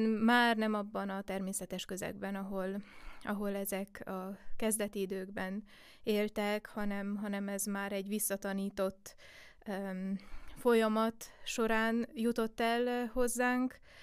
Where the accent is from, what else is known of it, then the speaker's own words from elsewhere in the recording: Székely Land, Romania; Én Székelyföldön születtem, és um, nem csak a családom részéről volt egy uh, egy indítás a népzene felé, hanem, hanem a falu közösség részéről is